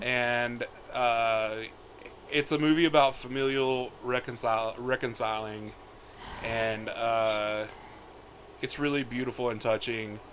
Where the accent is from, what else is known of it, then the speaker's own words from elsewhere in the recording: the South, United States; I was raised a boy in the South